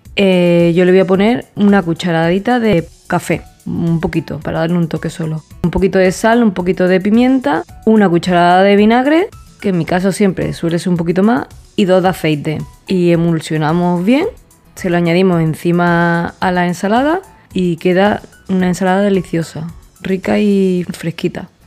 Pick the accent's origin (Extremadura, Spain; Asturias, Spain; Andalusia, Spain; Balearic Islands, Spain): Andalusia, Spain; he dicho sen ya porque soy andaluza